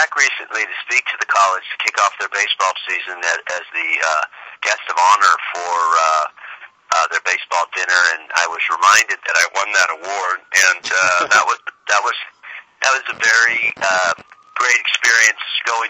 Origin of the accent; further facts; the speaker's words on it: New Orleans, Louisiana, United States; Louisiana, New Orleans.